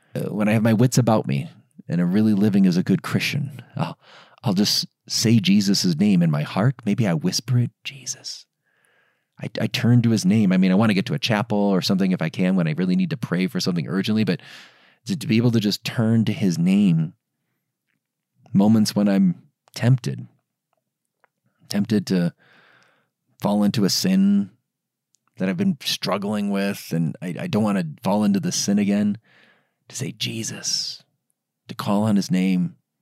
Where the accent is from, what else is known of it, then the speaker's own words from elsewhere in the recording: Diocese of Gary, outside of Chicago, Indiana, United States; the Diocese of Gary, Indiana, my hometown diocese. I grew up in, in, in that part of the, the country, n, outside of Chicago in the Diocese of Gary.